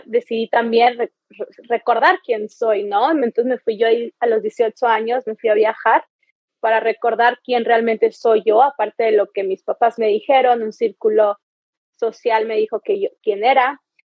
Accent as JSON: {"language": "Spanish", "region": "Chihuahua", "country": "Mexico", "tie": "born or raised there", "moved": "yes", "lives_now": "Playa del Carmen, Mexico", "said": "Yo soy mexicana, nací en Chihuahua, en el norte y aquí es mi base"}